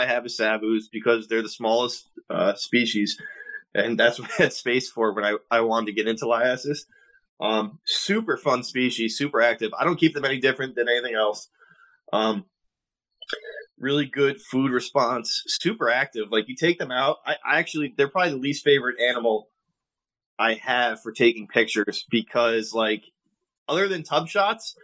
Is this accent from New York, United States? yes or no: yes; White Plains, New York, United States; I grew up in White Plains.